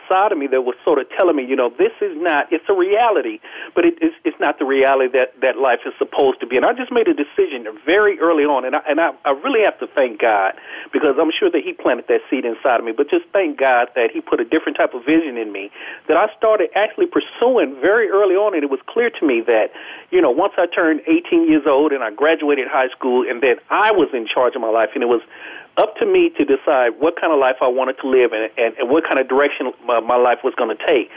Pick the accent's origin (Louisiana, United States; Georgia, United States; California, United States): California, United States; Los Angeles; I was born and raised in South Central Los Angeles, the youngest of 9 children in a single parent home.